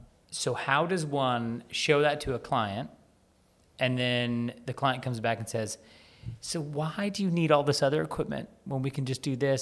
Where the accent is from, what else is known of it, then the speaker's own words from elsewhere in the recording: United States; I'm American